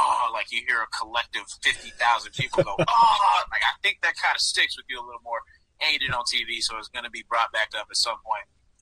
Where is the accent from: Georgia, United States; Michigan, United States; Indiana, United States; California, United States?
Georgia, United States; growing up in Georgia, being a Braves fan